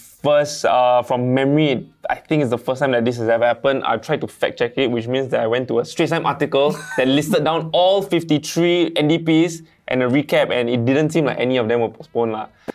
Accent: Malaysia; now in Singapore

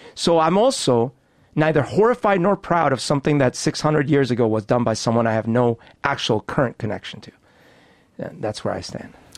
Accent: Bogotá, Bogotá Capital District, Colombia; now in Seattle, United States; I grew up in Bogota

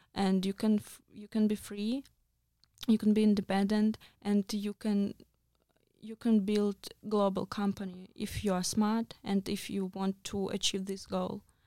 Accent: Russia; moved away; I'm from Russia

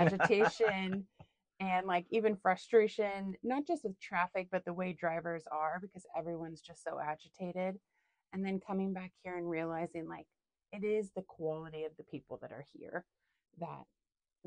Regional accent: Seattle, Washington, United States; moved away as an adult; now in Wisconsin, United States; I'm from Seattle.

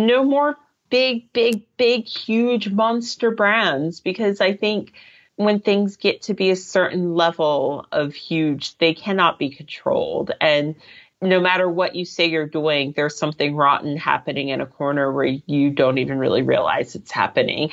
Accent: Reston, Virginia, United States; moved away as an adult; now in London, United Kingdom; I grew up in Reston, Virginia, but I first came to London when I was 20.

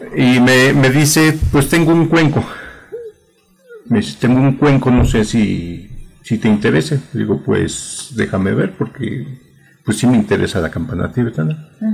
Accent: Mexico City, Mexico; yo aquí nací, pues, ahora sí que mi educación pues fue aquí

